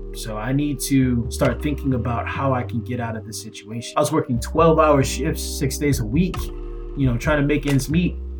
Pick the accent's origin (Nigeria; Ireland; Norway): Nigeria; I'm Nigerian